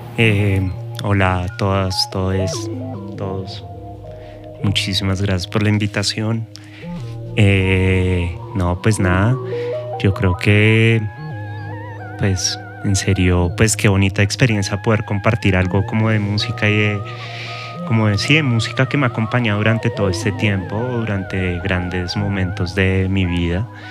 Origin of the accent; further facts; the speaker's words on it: Bogotá, Colombia; nuestra ciudad, Bogotá